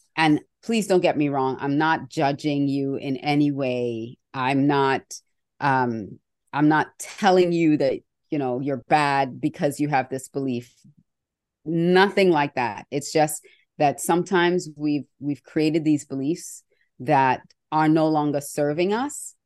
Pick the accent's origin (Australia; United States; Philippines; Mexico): Australia; when I was growing up in Australia